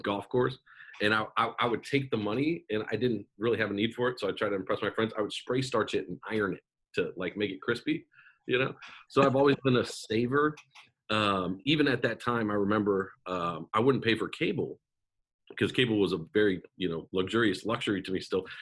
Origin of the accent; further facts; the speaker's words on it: Omaha, Nebraska, United States; I grew up in Omaha, Nebraska